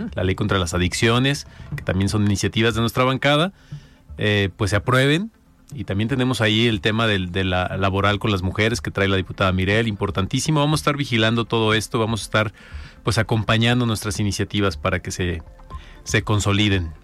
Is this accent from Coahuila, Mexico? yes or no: no; Los Altos de Jalisco, Mexico; vengo de los Altos de Jalisco